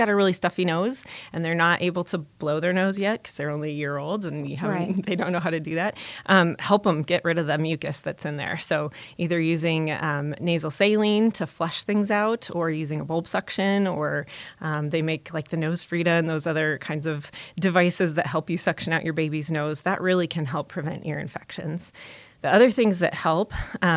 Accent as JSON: {"language": "English", "town": "Omaha", "region": "Nebraska", "country": "United States", "tie": "born or raised there", "said": "I was born and raised in Omaha and grew up here"}